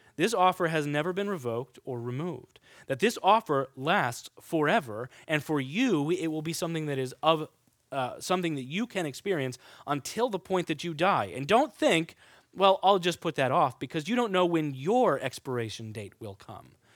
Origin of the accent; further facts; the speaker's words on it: Kansas, United States; now in New York, United States; I'm from Kansas